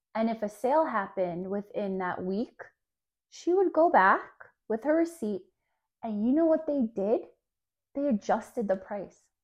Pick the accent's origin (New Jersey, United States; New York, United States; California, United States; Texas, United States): New Jersey, United States; I grew up in New Jersey where malls are life.